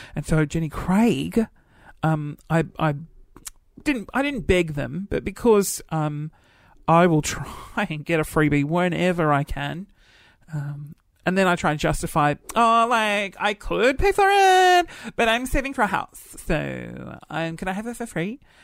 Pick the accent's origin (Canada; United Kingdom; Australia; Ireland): Australia; Adelaide, South Australia; growing up in Adelaide